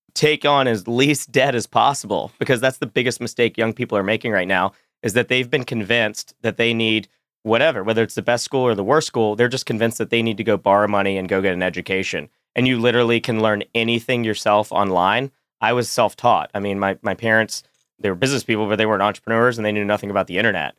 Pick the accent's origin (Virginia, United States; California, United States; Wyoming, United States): Virginia, United States; Roanoke; I'm eight years old. I'm from Roanoke, Virginia